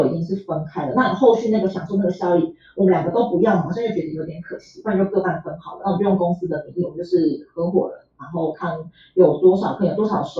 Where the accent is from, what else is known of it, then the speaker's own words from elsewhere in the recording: Tainan, Taiwan; 然后因为我是台南人，所以我本来就住家里。